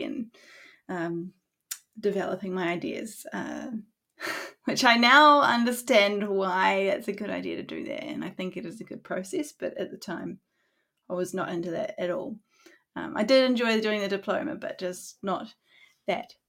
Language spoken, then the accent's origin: English; Auckland, New Zealand; I was born in Auckland in New Zealand and have lived there most of my life.